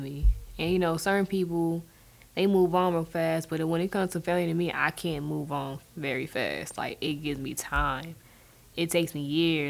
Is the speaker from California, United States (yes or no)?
yes; Inglewood, California, United States; I'm from Inglewood, California